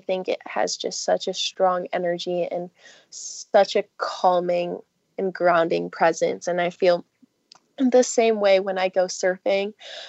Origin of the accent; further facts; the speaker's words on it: California, United States; I grew up in Southern California, so I'm a swimmer, and I love, love, love the beach and the ocean